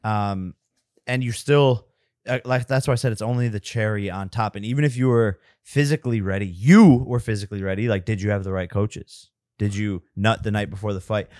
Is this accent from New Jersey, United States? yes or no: no; Westlake, Ohio, United States; moved away; we are both from Westlake, Ohio